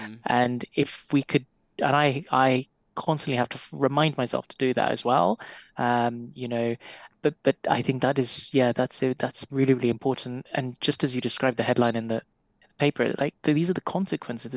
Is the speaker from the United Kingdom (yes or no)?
no; Nairobi, Kenya; grew up in the, let's just call it the humble part of Nairobi.